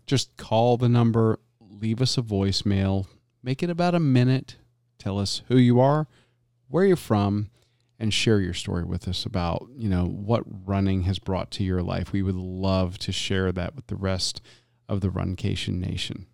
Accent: Florida, United States; growing up in Florida, eh, and both of my parents being from the Deep South

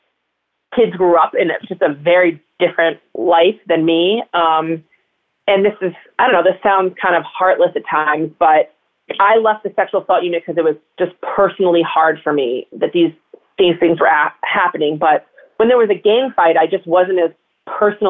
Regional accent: Connecticut, United States; I grew up in Connecticut in a very suburban town

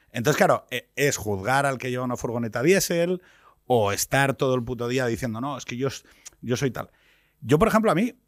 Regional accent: Asturias, Spain; yo soy de Asturias

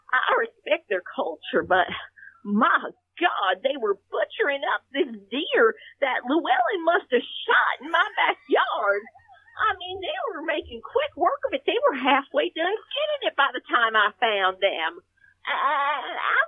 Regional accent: Texas, United States; I grew up in Texas

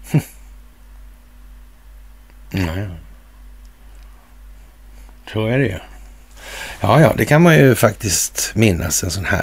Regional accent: Sweden; på grund av att jag kommer från Sverige och har vissa idéer och kunskaper om det här landets historia

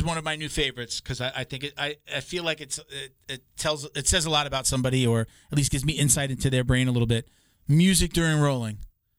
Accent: Long Island, New York, United States; I grew up on Long Island

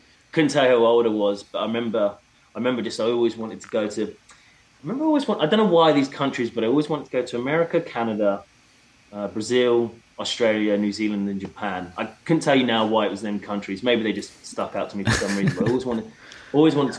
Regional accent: England, United Kingdom; moved away; also born or lived in Seattle, United States; growing up in England, you know, even when you get to the countryside, you're never too far away from the city.

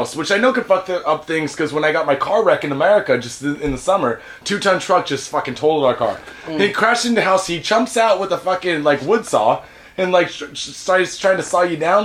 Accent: United States; now in Japan; I'm American

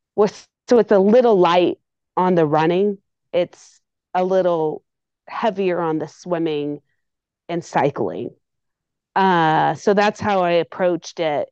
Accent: Tulsa, Oklahoma, United States; Ironman Tulsa was announced, and that's my hometown

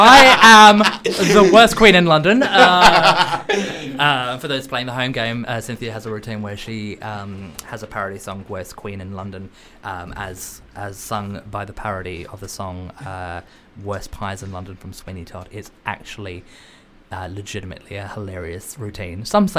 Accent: Australia

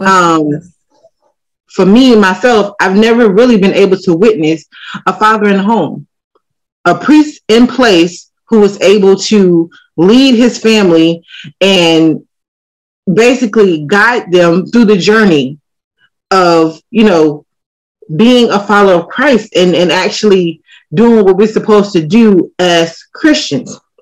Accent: United States; I'm American

